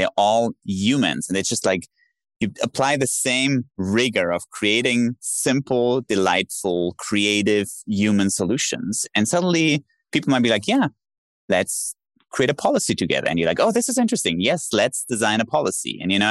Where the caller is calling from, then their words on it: Dubai, United Arab Emirates; I'm calling in from Dubai